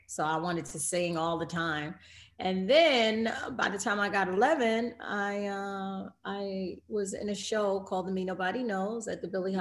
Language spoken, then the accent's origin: English; New York City, New York, United States; I grew up in New York and was born and raised in Queens